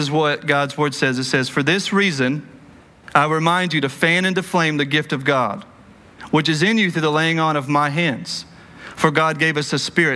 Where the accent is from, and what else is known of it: Cleburne, Texas, United States; born or raised there